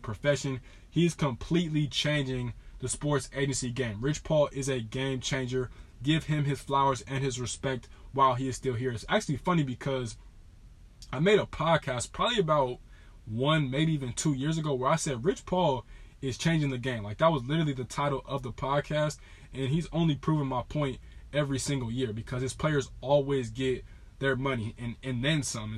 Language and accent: English; Southern California, United States; I'm from Southern California